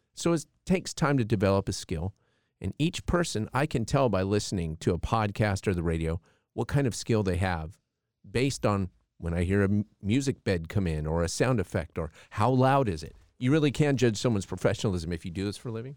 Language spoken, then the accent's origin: English; Palm Springs, California, United States; We grew up in Palm Springs, California